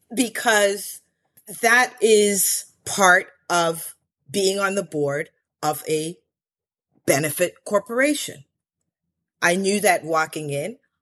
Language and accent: English; Chevy Chase, Maryland, United States; also born or lived in Belize; I grew up in Chevy Chase, Maryland